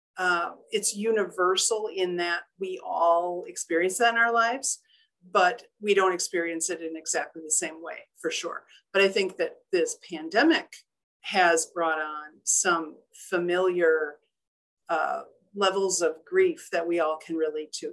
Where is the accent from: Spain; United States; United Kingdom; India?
United States; Union Grove, Wisconsin; I'm originally from Union Grove, Wisconsin, where my family, a lot of my family still live